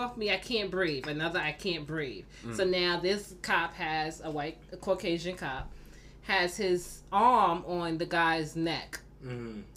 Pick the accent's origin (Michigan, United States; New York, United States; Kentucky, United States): New York, United States; New York City; Born and raised in Brooklyn